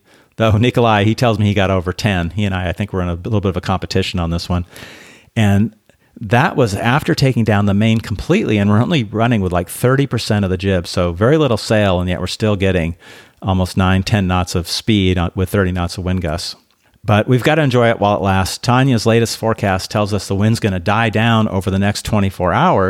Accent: Belarus; And we talked about growing up in Belarus, really under the pressure of communism that created really a sense of fear, I think, amongst a lot of people. They did a lot to destroy the culture in Belarus.

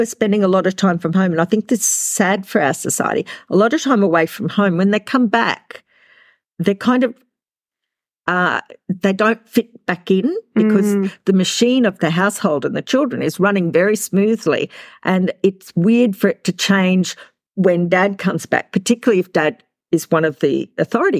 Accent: Australia; we're from Australia

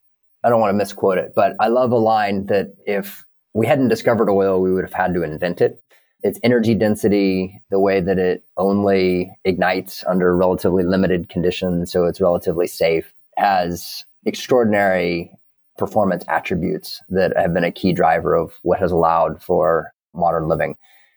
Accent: Kansas, United States; I grew up in Kansas. I know a lot of people who know a lot about ag.

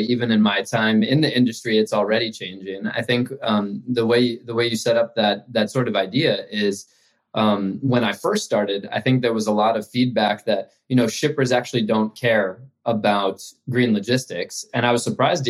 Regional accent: New York City, New York, United States; moved away as an adult; also born or lived in China; I grew up in Manhattan in New York City.

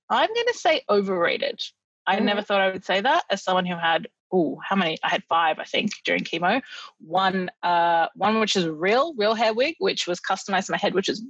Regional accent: Australia; as an Australian, it's sort of hard to appreciate the incredible summers we have

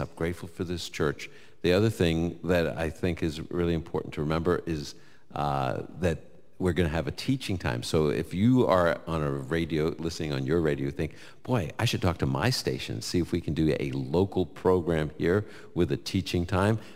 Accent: New York, United States; I'm from New York.

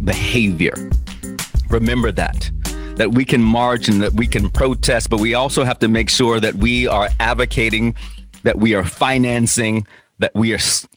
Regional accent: United States; I was born in the United States of America. That makes me an American

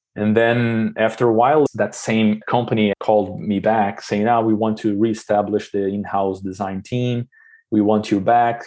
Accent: Brazil; moved away as an adult; now in Switzerland; growing up in Brazil

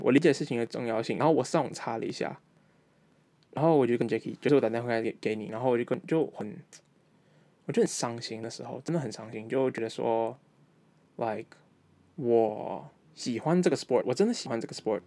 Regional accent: Malaysia; moved away; also born or lived in Taiwan; 我马来西亚长大的台湾人

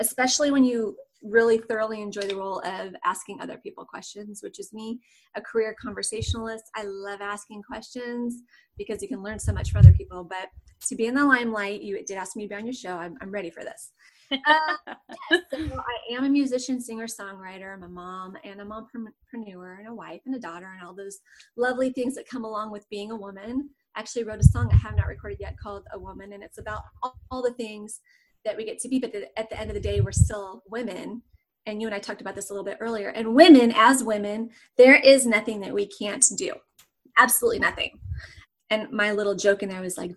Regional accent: Southern California, United States; moved away as an adult; now in Austin, United States; I'm in Austin, Texas, but I'm originally from Southern California.

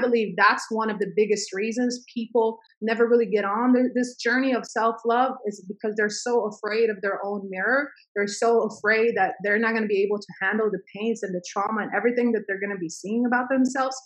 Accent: Sweden; now in United States; my parents had to escape a civil war i grew up in mm. sweden

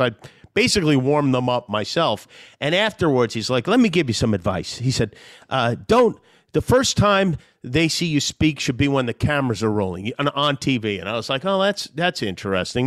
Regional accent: Las Vegas, Nevada, United States; also born or lived in Brooklyn / Long Island; I moved out to Las Vegas from Brooklyn when I was nine years old

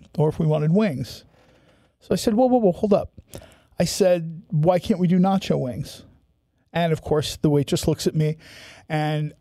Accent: Manahawkin, New Jersey, United States; moved away as an adult; I'm from the Manahawkin Long Beach Island area

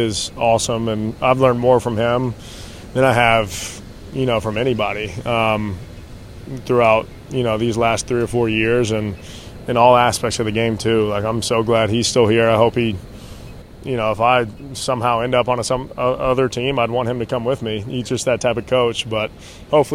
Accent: Nashville, Tennessee, United States; moved away as an adult; also born or lived in Center Hill Lake, Tennessee / Oxford, Mississippi; going to school at Ole Miss, growing up in Nashville

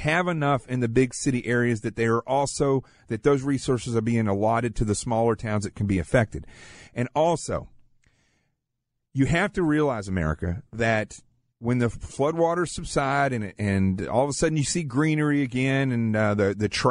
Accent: the Ozarks of Arkansas, United States; also born or lived in Manhattan, New York; now in New York City, United States; I grew up in the Ozarks of Arkansas, in the middle of nowhere, extremely poor. I live in Manhattan now

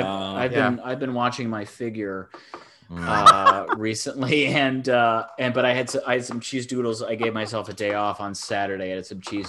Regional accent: Ann Arbor, Michigan, United States; Ann Arbor, Michigan, my hometown, beautiful liberal Midwest college town.

